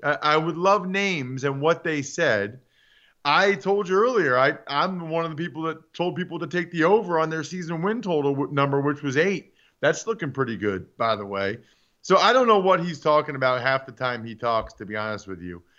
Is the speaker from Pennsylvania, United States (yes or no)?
yes; Taylor Swift's hometown, Pennsylvania, United States; born or raised there